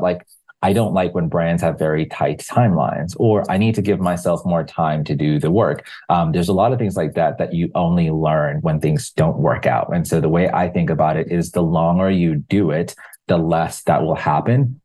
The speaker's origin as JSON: {"language": "English", "country": "Zimbabwe", "moved": "yes", "said": "I'm originally from Zimbabwe"}